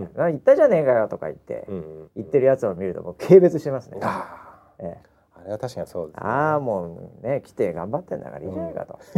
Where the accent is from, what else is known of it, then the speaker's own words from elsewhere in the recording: Japan; 日本日本人なんで